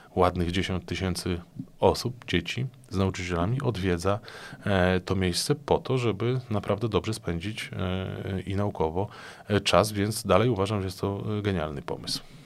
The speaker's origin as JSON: {"language": "Polish", "town": "Płock", "region": "Masovian Voivodeship", "country": "Poland", "tie": "born or raised there", "said": "mojego osiedla, na którym mieszkam od urodzenia"}